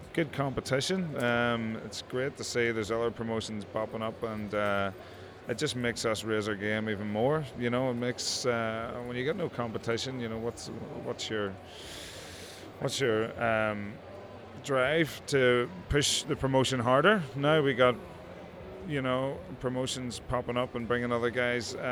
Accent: Northern Ireland, United Kingdom; they're in Northern Ireland, my hometown

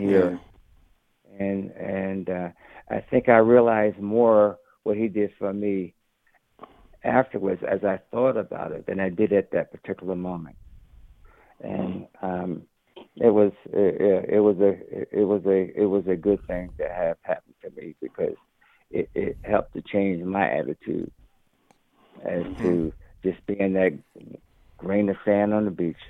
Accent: New Jersey, United States; I grew up in the 60s. And experienced in my hometown in New Jersey

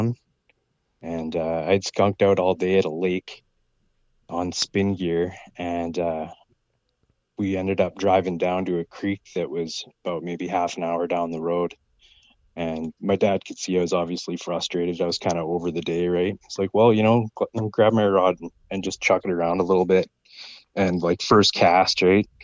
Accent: Prince George, British Columbia, Canada; I was born in Prince George. We lived slightly outside in Salmon Valley

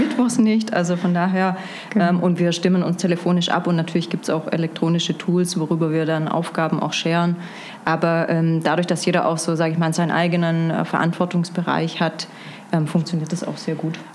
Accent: Stuttgart, Baden-Württemberg, Germany; moved away as an adult; also born or lived in Munich / Berlin / Lisbon; Ursprünglich Stuttgart, ein schwäbisches Gewächs sozusagen

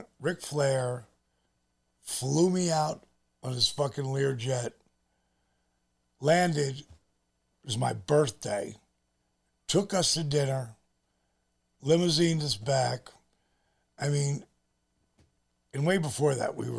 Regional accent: New Jersey, United States; we're both from Jersey

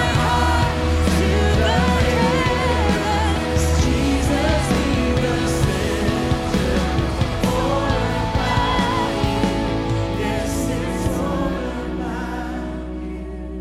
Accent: New Zealand; I'm from New Zealand. But the brown is from Fiji

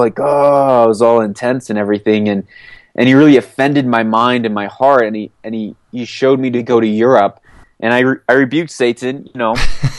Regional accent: Papua New Guinea; also born or lived in Port-au-Prince, Haiti; I grew up moving all over. I grew up in Port-au-Prince, Haiti, between coups. I grew up in the mountains of Papua New Guinea

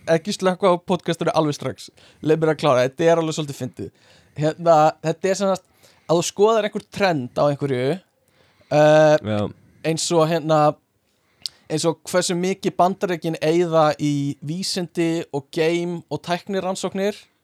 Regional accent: Iceland; við erum Íslendingar

